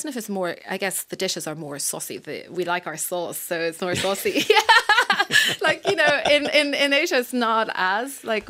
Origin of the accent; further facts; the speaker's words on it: Ireland; I am from Ireland, they were like, England? No, I'm from Ireland.